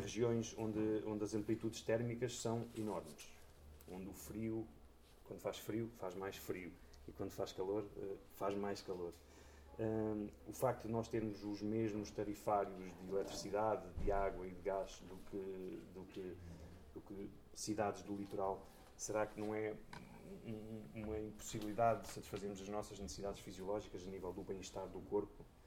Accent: Coimbra, Centro, Portugal; moved away as an adult; now in Covilhã, Portugal; eu nasci em Coimbra, fiz a minha vida toda em Coimbra e há cerca de 10 anos fui viver para a Covilhã

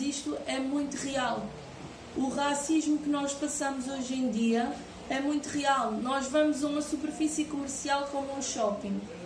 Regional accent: Portugal; eu sou portuguesa e sou cigana

